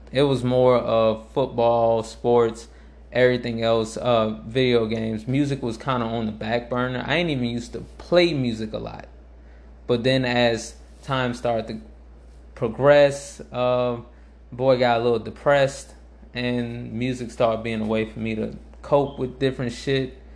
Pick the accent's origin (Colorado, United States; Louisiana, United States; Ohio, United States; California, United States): Louisiana, United States; New Orleans; I'm from New Orleans. I I was actually late to …. I was late to … because I I came to him when I I started coming back to uh when I came back here for high school